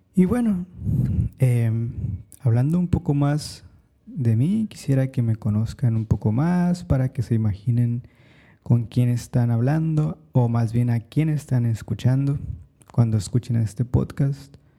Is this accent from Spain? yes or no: no; Mexico; now in New York City, United States; Soy mexicano